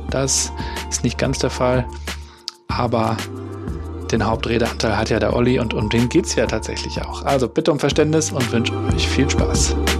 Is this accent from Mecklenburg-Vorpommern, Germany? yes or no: yes; Rostock, Mecklenburg-Vorpommern, Germany; also born or lived in Hamburg; wie ich gebürtiger Rostocker